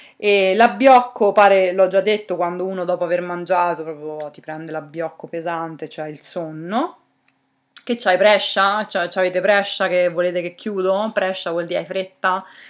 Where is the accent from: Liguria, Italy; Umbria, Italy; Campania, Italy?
Umbria, Italy; Narni; now in Bologna, Italy; io sono nata a Narni, quindi potrei dirmi na-, narnese